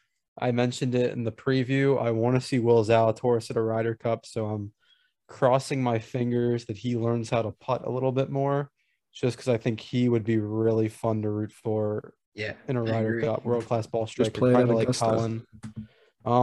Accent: United States; As an American

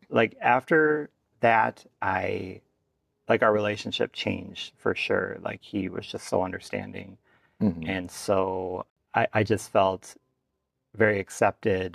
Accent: Minnesota, United States; my dad works in St. Paul, about 75 miles away from my hometown

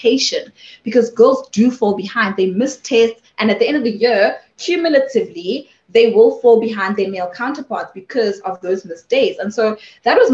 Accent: Sebokeng, Gauteng, South Africa; I was born and raised in Sibukeng

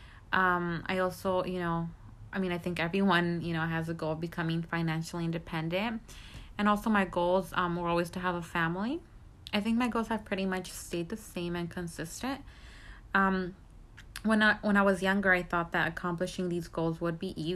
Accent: Orange County, California, United States; I was born in Orange County, California

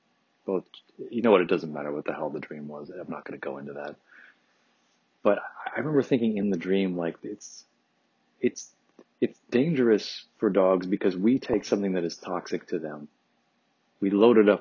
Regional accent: Detroit, Michigan, United States; growing up in Detroit, you're right across the river from Canada.

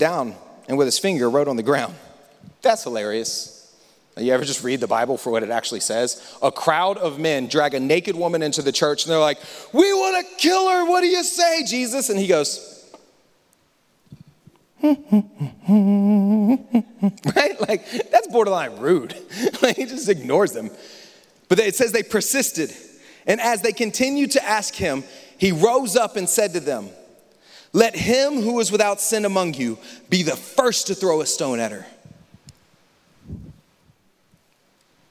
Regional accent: United States; I grew up here in the States. Obviously, I'm not Jamaican. But I grew up in the States, and I learned how to drive in the U.S.

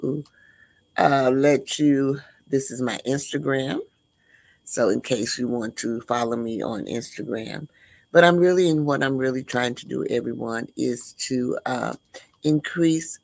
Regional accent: Midwest, United States; And I'm from the Midwest.

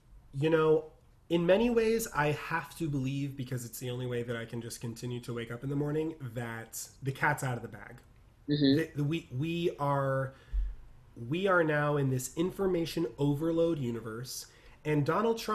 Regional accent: California, United States; I'm from California

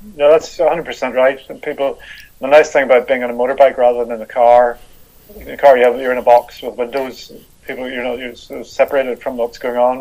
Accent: Belfast, Northern Ireland, United Kingdom; I was brought up in the 70s in Belfast

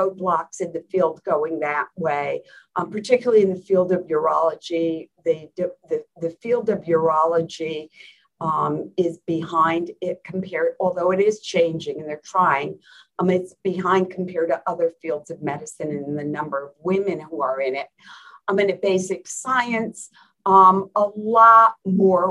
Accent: New Jersey, United States; moved away; I grew up in New Jersey

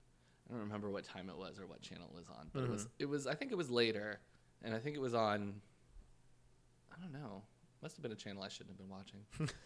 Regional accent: Saint John, New Brunswick, Canada; St. John from my hometown.

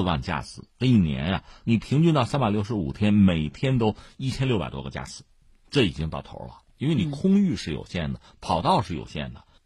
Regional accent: Hebei, China; 我们作为河北人更看重它对于京津冀，就整体经济社会发展的拉动作用嗯或者推动作用吧

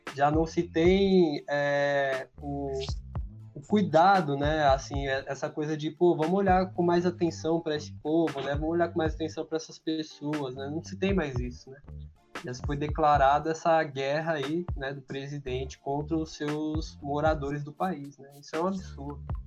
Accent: São Paulo, Brazil; sou aqui do Grajaú, zona sul de São Paulo

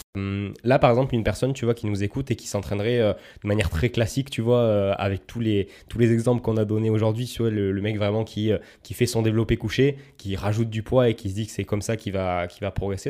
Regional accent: Savoie, Auvergne-Rhône-Alpes, France; je suis de Savoie

